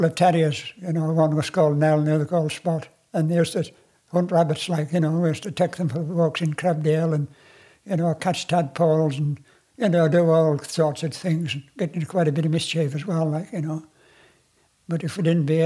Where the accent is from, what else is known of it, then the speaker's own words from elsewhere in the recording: Wasdale, North West England, United Kingdom; I was brought up in Wasled